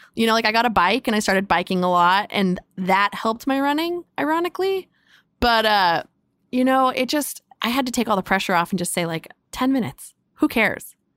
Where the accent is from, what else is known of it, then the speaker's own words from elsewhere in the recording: Carlsbad, California, United States; I grew up in San Diego in North County in a, in a town called Carlsbad.